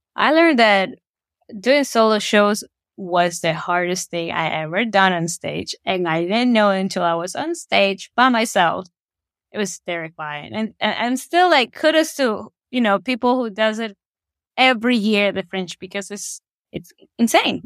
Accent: Ecuador; moved away as an adult; now in Saskatoon, Canada; I'm originally from Ecuador. I was born and raised there, and I moved to Saskatoon uh, around nine years ago.

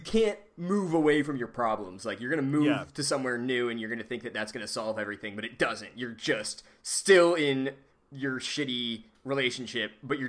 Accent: Tempe, Arizona, United States; And I was in Tempe, which is

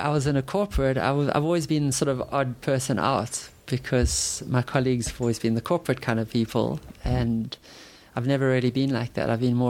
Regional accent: Durban, KwaZulu-Natal, South Africa; also born or lived in Umhlanga

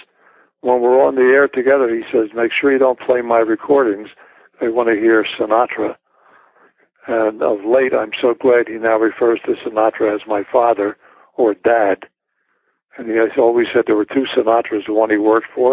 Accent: Philadelphia, Pennsylvania, United States; Philadelphia, which is my hometown and home base

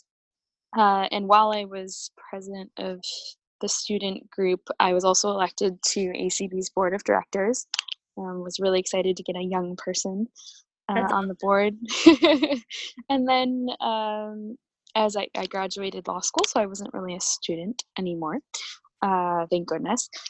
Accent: Michigan, United States; accent: Midwestern; moved away as an adult; now in Madison, United States; I grew up in Michigan, and I attended Calvin College, now Calvin University, in Michigan

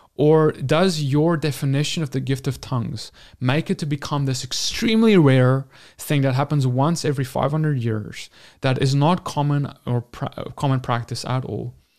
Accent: South Africa; I'm from South Africa and we had, like, ten official languages

